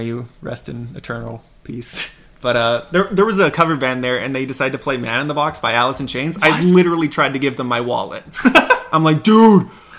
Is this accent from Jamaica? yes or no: no; Canada; we're from Canada.